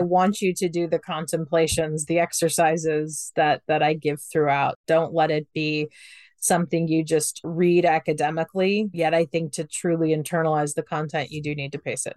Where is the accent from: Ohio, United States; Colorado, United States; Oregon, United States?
Ohio, United States; I'm from Ohio. I grew up very conservative in Ohio.